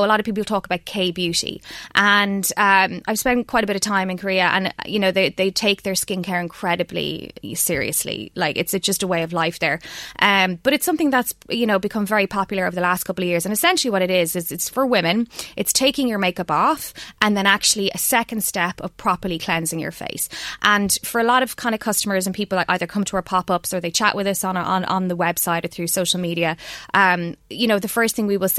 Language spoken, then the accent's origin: English; Ireland; we're Irish